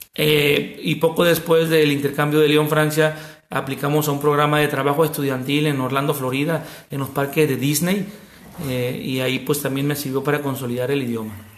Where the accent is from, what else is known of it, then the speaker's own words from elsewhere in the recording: El Walamo, Sinaloa, Mexico; soy del Gualamo, Mazatlán, Sinaloa, un pueblo a 40-45 minutos de Mazatlán, un pueblo de unos mil habitantes. Yo aquí estudié desde preescolar, primaria, secundaria